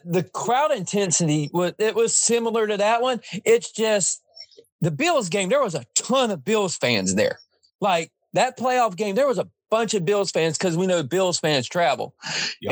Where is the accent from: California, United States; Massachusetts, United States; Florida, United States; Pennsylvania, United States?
Florida, United States; Jacksonville; We're from Jacksonville, Florida